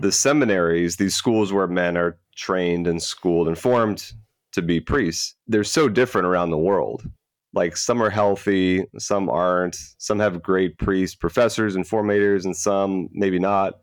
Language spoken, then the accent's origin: English; Florida, United States; I am a Florida native, was born and raised in the Catholic faith